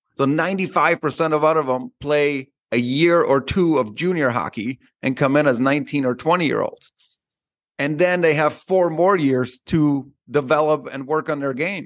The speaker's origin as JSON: {"language": "English", "country": "Austria", "tie": "born or raised there", "moved": "yes", "said": "when I grew up in Austria"}